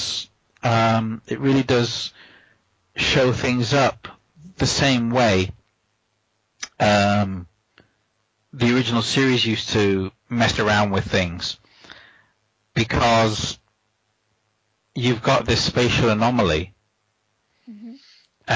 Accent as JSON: {"language": "English", "country": "United States", "tie": "born or raised there", "said": "Growing up in the United States"}